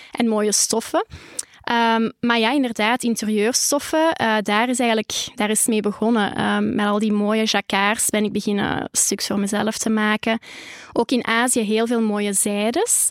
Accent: Holsbeek, Flanders, Belgium; de boerderij waar ik ben opgegroeid

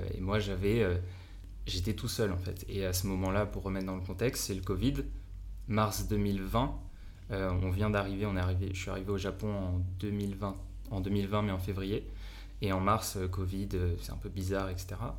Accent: France; accent: French; moved away; also born or lived in Japan; je suis un Français euh, avec mon accent pourri

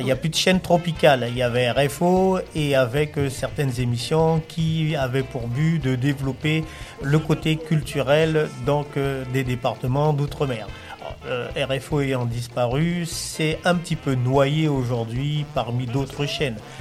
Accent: French Guiana; je suis de la Guyane

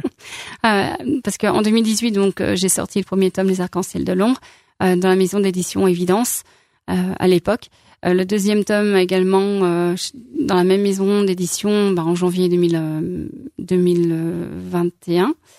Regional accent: Lyon, Auvergne-Rhône-Alpes, France; also born or lived in Saint-Étienne / Corrèze; now in Saint-Victor-sur-Loire, France; je suis lyonnaise d'origine

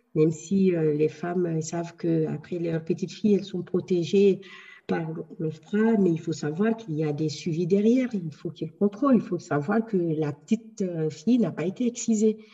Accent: Guinea; moved away as an adult; now in France; j'ai quitté la Guinée, je me suis installée en France

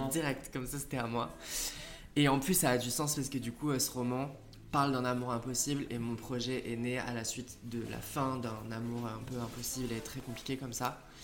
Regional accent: southern France, France; mes parents habitent en France, dans le sud de la France, et j'ai grandi en France

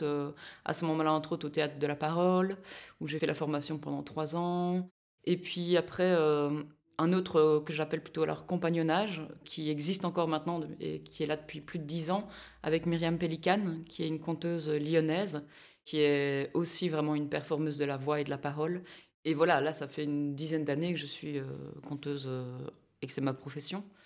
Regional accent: Philippeville, Wallonia, Belgium; j'ai grandi euh, à, à, Philippeville

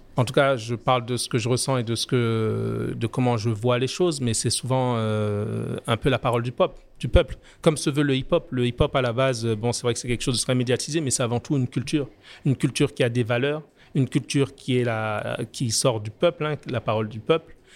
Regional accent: France; moved away as an adult; now in Martinique; je suis né en France, j'ai grandi en France, je suis en Martinique depuis maintenant 27 ans

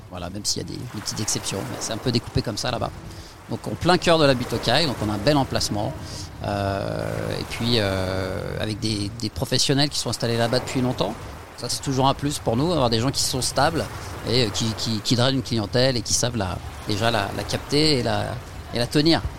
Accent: France; on n'est pas italien, hein, on est français, mais on a cette culture italienne

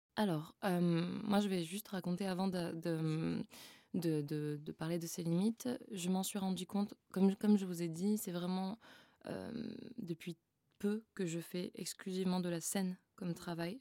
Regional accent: Frontignan, Occitania, France; also born or lived in Montpellier; now in Paris, France; Je suis née dans le sud de la France à Montpellier et j'ai grandi à Frontignan.

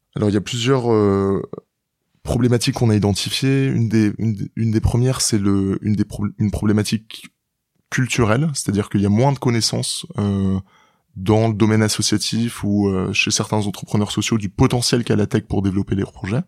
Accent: Rennes, Brittany, France; j'ai grandi à Rennes, en Bretagne, région à laquelle je suis assez attaché

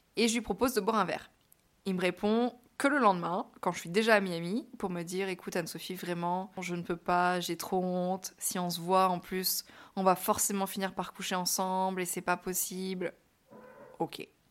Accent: France; moved away as an adult; also born or lived in New York, United States; je suis une Française à New York

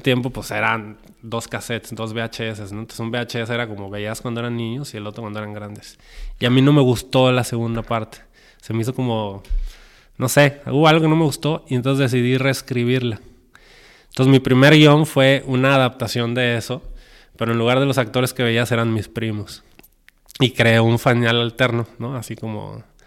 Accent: Guadalajara, Jalisco, Mexico; soy de Guadalajara, soy mexicano.

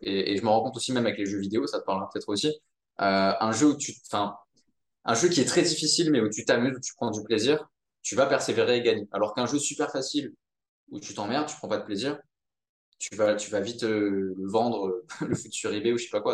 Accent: Monaco; j'ai grandi à Monaco

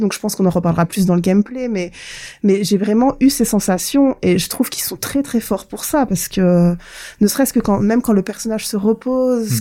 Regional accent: Provence-Alpes-Côte d'Azur, France; moved away; also born or lived in the Far North (Grand Nord); je suis originaire euh, de la Côte d'Azur

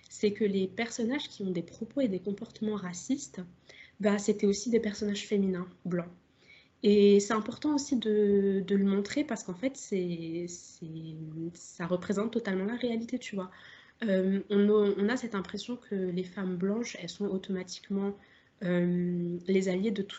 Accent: Algeria; Et, moi, je suis algérienne. Donc, tout, enfin, tu vois, la question de la colonisation, elle, elle me parle beaucoup

